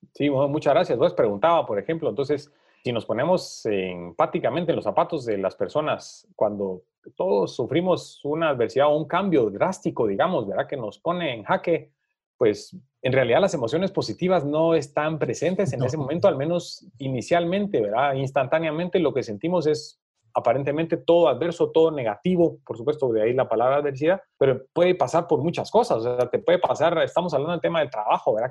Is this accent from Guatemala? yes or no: yes; Guatemala; para nosotros como guatemaltecos